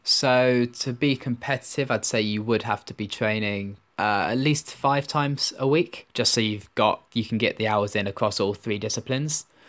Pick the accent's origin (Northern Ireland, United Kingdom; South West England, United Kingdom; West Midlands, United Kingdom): West Midlands, United Kingdom; Birmingham; I grew up in Birmingham